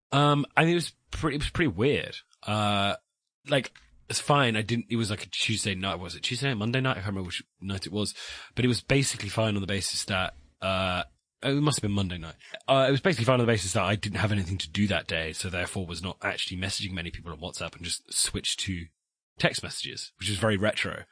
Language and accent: English; West Country, South West England, United Kingdom; I'm from the West Country. We speak very fast